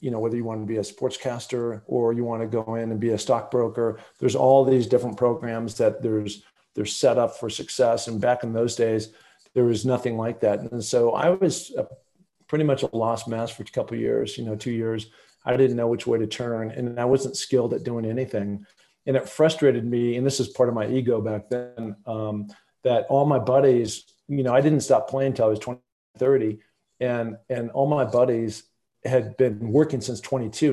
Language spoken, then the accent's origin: English; the Northwest, Pacific Northwest, United States; growing up in the Northwest, knowing all those different famous mountaineers, looking at Mount Rainier out my window every day